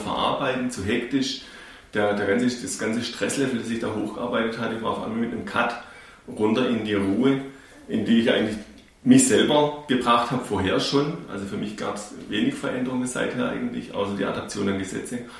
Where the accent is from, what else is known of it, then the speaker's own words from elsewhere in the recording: Kinzigtal, Baden-Württemberg, Germany; accent: Urbayer; also born or lived in Bavaria; schon hier im Kinzigtal, wo wir aufgewachsen sind, obwohl wir gebürtig aus Bayern kommen